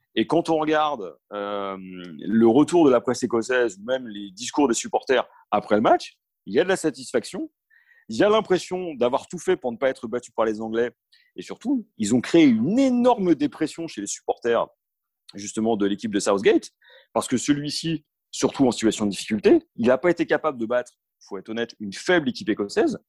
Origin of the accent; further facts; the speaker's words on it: France; ce lien particulier qu'on a avec la Croatie en tant que Français